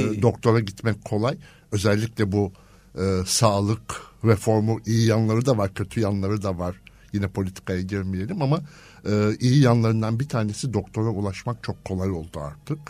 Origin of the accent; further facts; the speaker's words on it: İzmir, Turkey; moved away as an adult; also born or lived in Istanbul; ben İzmir kökenliyim